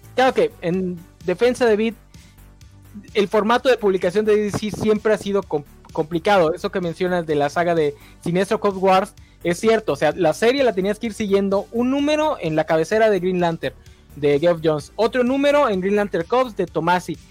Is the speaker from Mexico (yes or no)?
yes; Campeche, Mexico; soy de Campeche